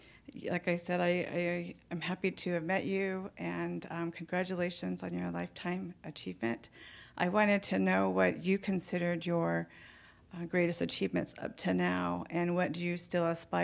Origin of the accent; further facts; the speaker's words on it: Shiprock, New Mexico, United States; moved away as an adult; I'm Navajo and I come from the Shiprock area. I've moved here from New Mexico 15 years ago.